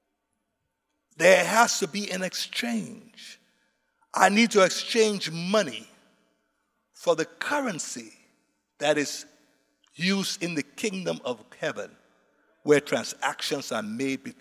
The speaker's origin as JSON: {"language": "English", "country": "Liberia", "said": "my people, I'm from Liberia"}